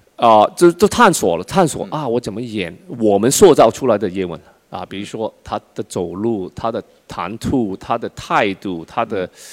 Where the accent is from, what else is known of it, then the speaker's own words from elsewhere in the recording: China; 我们中国